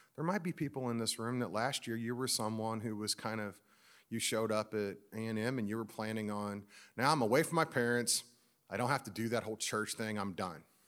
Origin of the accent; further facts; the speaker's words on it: Missouri, United States; I'm just from Missouri